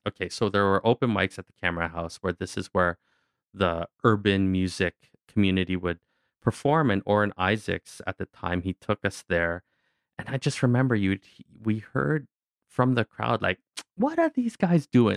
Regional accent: Kingston, Ontario, Canada; also born or lived in Newfoundland; growing up in Kingston, a, a lot of the ways that the Filipino parents wanted their kids to feel connected to their culture is we all had to do Filipino folk dancing

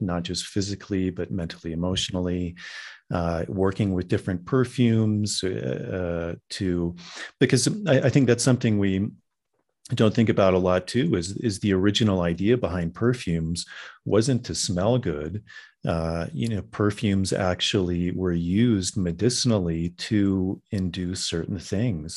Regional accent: Virginia, United States; I grew up in Virginia

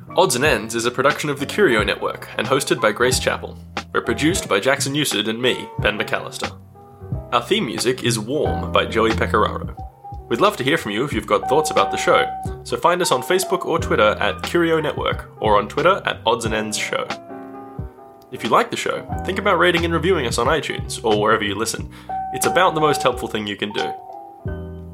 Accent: Malaysia; English is a second language; now in Australia; in Malaysia we um, English uh, was not my uh, mother tongue. English was my second language. I didn't speak English until I went to school at six years old

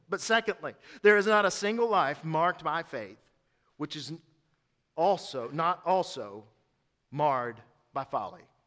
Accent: East Tennessee, United States; I'm from East Tennessee.

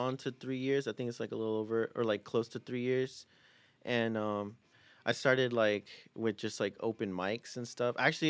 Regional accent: Fresno, California, United States; also born or lived in Oxnard, California; We're from Fresno, that's California, right. Central Valley. Grew up there. I was born in Oxnard.

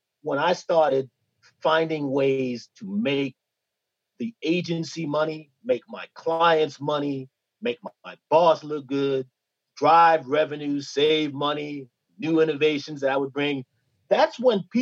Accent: New York City, New York, United States; I came from Bushwick, Brooklyn, so I had a natural hustle.

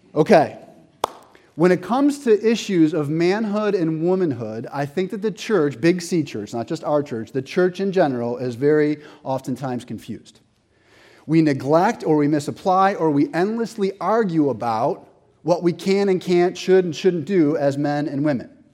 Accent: Buffalo, New York, United States; I have this friend, Mark, that I grew up with in Buffalo

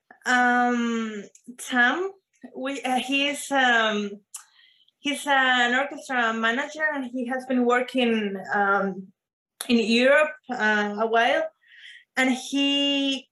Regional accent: Venezuela; moved away; I am from Venezuela

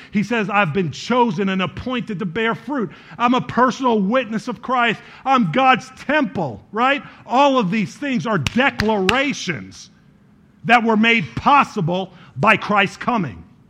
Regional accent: New York, United States; now in Chicago, United States; I was born in New York

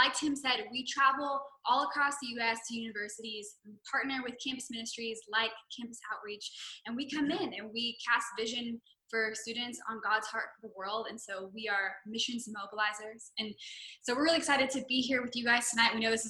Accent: Southern California, United States; I'm originally from Southern California.

